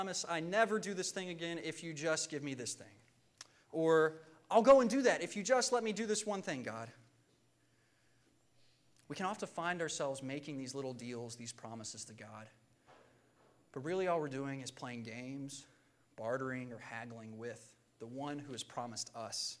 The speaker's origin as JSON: {"language": "English", "region": "Virginia", "country": "United States", "tie": "born or raised there", "said": "Growing up in Virginia, we had a decent-sized yard"}